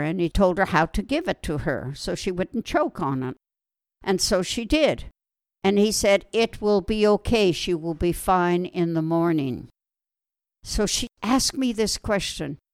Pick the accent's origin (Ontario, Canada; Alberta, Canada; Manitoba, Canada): Alberta, Canada; Wetaskiwin; moved away as an adult; now in Israel; I was born in Alberta, Canada. That's out in the west. And I grew up on a farm outside a city called Wetaskiwin